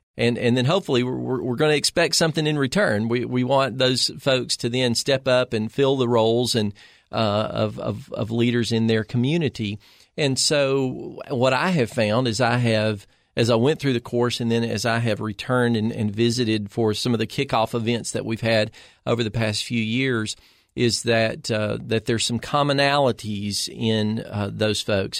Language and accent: English; Smith County, Upper Cumberland, Tennessee, United States; moved away as an adult; also born or lived in Macon County, Tennessee; now in Cookeville, United States; born and raised in Smith County